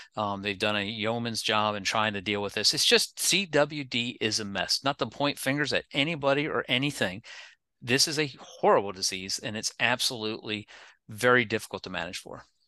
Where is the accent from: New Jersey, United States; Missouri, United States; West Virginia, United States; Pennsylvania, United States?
Pennsylvania, United States; moved away; also born or lived in South Carolina; I've lived in a number of different states other than Pennsylvania, even though I'm from Pennsylvania